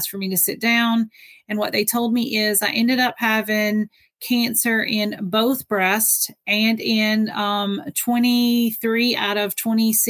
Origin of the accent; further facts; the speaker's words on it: Georgia, United States; now in New York, United States; I'm originally from Georgia